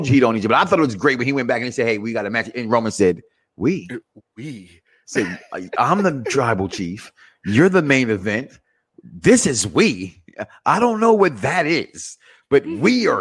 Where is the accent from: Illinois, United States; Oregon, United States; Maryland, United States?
Illinois, United States; Chicago; moved away; I'm from Chicago